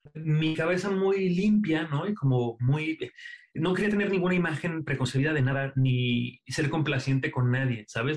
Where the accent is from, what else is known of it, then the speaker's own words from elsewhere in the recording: Aguascalientes, Mexico; moved away; yo soy de Aguascalientes